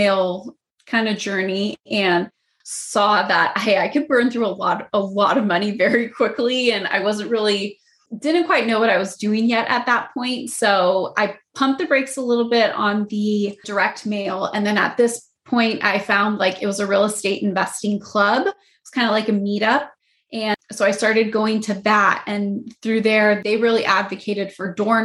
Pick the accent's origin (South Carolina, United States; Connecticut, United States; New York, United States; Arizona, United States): Arizona, United States; Phoenix; moved away as an adult; now in Los Angeles, United States; I'm born and raised in Phoenix and moved to Los Angeles about 7 years ago